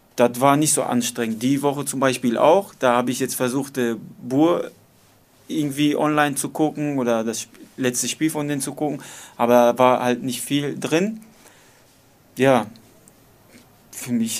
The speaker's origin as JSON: {"language": "German", "town": "Dortmund", "region": "North Rhine-Westphalia", "country": "Germany", "tie": "born or raised there", "said": "ich bin in Nordstadt aufgewachsen"}